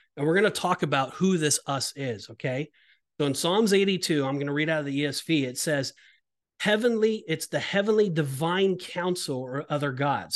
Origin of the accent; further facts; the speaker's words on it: Orange County, California, United States; I'm from Orange County, California